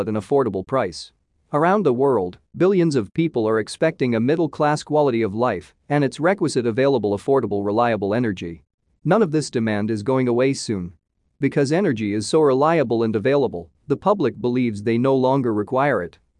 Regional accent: Oklahoma, United States; My home state of Oklahoma

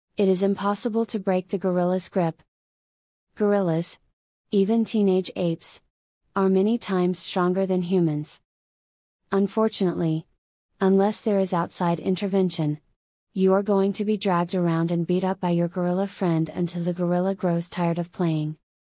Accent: Florida, United States; my home state of Florida

